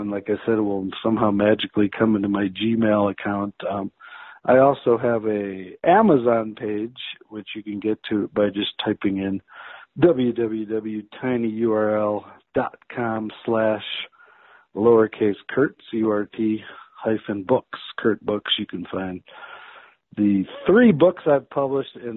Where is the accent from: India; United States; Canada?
United States; the Chicago suburbs, Illinois; moved away as an adult; also born or lived in St. Paul, Minnesota; now in Durango, United States; I grew up in the Chicago suburbs